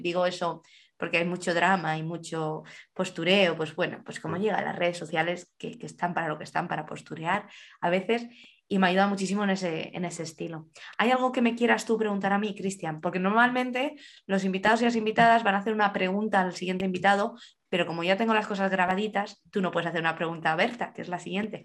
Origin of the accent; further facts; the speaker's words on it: Alcalá, Spain; moved away; en España me acuerdo, en Alcalá, de donde soy yo